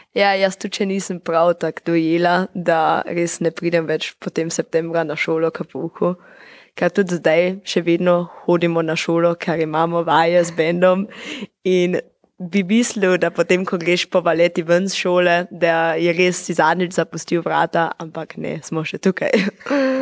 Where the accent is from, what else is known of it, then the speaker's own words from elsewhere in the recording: Eberndorf, Carinthia, Austria; prihajam z Dobrele vasi